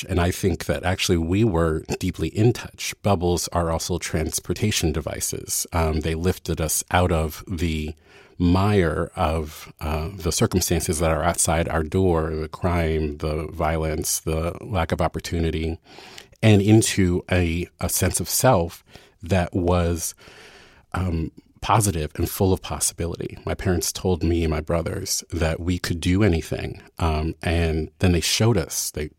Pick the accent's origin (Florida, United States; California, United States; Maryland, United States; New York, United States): Maryland, United States; Baltimore; There were many years where every white person I met who I told I was from Baltimore, they would say, I love The Wire.